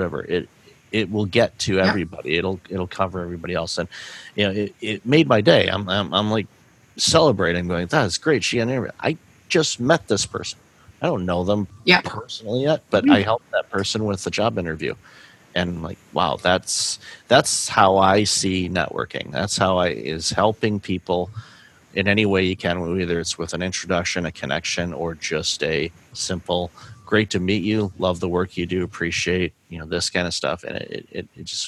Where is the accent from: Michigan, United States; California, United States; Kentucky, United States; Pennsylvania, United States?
Michigan, United States; moved away; I'm originally from Michigan